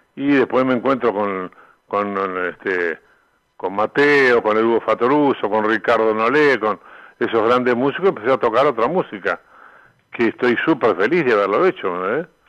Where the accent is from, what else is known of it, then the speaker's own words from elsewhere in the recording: Uruguay; moved away as an adult; also born or lived in Argentina / Mexico; yo vine a Uruguay cantidad de veces, estuve 23 años afuera